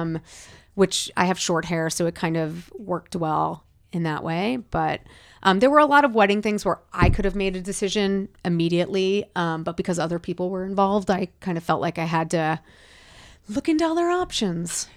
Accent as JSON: {"language": "English", "area": "Rockland County", "region": "New York", "country": "United States", "tie": "born or raised there", "moved": "yes", "lives_now": "California, United States", "said": "growing up in New York"}